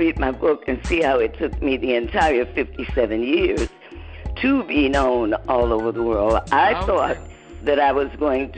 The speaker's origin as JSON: {"language": "English", "town": "Detroit", "region": "Michigan", "country": "United States", "moved": "as an adult", "lives_now": "West Orange, United States", "said": "I'm in West Orange, New Jersey, but of course I'm from Detroit. I got married 15 years ago, and moved here to New Jersey."}